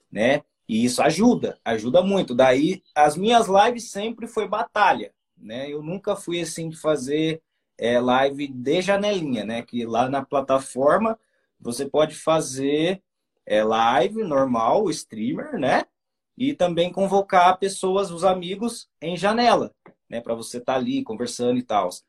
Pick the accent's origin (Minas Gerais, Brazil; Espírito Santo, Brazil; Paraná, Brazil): Paraná, Brazil; A gente é do Paranazão, né? a gente fala meio tudo errado, a gente vai enrolando, né?